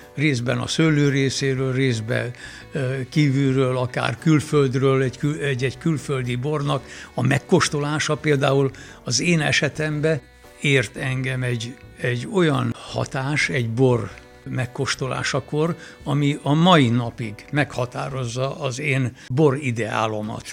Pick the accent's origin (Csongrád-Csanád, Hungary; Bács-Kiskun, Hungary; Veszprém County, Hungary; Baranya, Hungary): Baranya, Hungary; Villány; elkezdődött az élet, a bor mentén, ott gyerekeskedtem